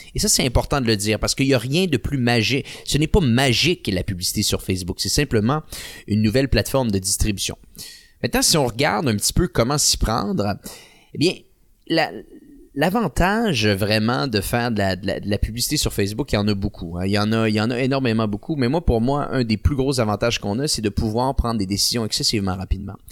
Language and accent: French; Quebec City, Quebec, Canada; je viens de la ville de Québec